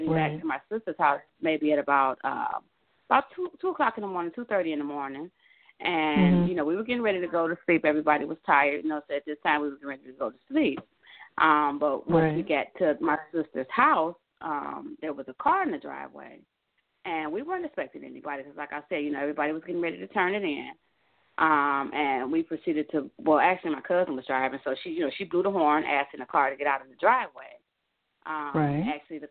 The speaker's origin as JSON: {"language": "English", "town": "Cleveland", "region": "Ohio", "country": "United States", "said": "I'm actually from Cleveland, Ohio"}